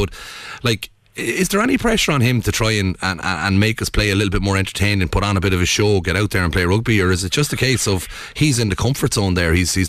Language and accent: English; Ireland; all us Irish people have a little bit of a sore spot for Warren Gatland